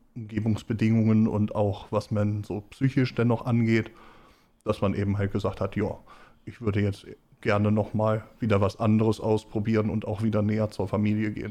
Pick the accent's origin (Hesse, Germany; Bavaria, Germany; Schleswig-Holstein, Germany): Schleswig-Holstein, Germany; Schleswig; also born or lived in Lower Saxony; Komme aus Schleswig-Holstein. Eigentlich bin ich gebürtig in Schleswig aufgewachsen